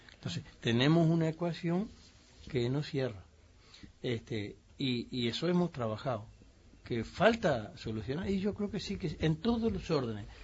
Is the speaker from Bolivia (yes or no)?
no; Uruguay; los uruguayos pensamos